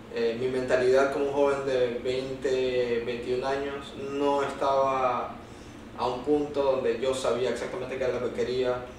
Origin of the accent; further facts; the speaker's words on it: Venezuela; also born or lived in United States; now in Lima, Peru; cómo somos los venezolanos